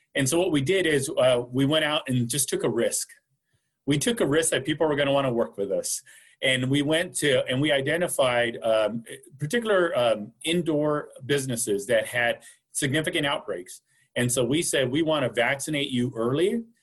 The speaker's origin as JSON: {"language": "English", "town": "Wasco", "region": "California", "country": "United States", "tie": "born or raised there", "lives_now": "Fresno County, United States", "said": "growing up in the Kern County area in Wasco specifically."}